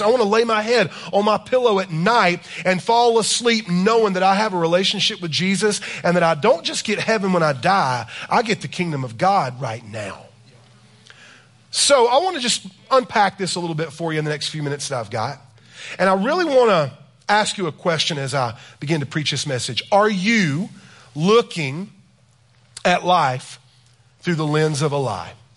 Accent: South Carolina, United States; I am from South Carolina

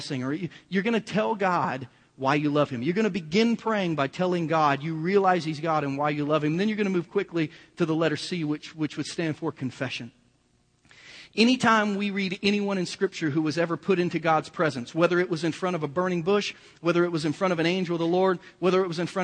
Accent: Kansas City, United States; we're from Kansas City

